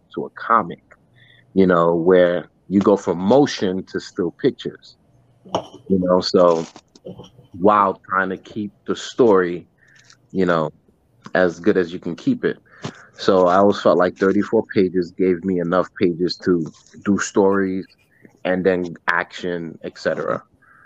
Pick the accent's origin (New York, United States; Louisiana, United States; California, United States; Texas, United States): New York, United States; New York City; moved away as an adult; now in Long Island, United States; I was from Brooklyn, New York, and I, you know, not too long ago moved out to Long Island.